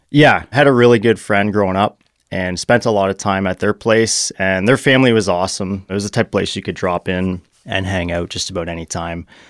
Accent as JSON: {"language": "English", "town": "Burlington", "region": "Ontario", "country": "Canada", "tie": "born or raised there", "also_born_or_lived": "Hamilton / Mississauga", "said": "I grew up in Burlington, Ontario."}